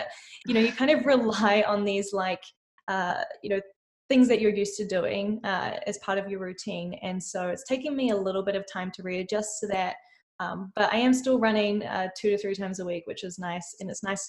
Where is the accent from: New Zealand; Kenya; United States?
New Zealand; moved away as an adult; also born or lived in Amsterdam, Netherlands; now in Toronto, Canada; Originally, I'm from New Zealand, which is where this weird accent comes from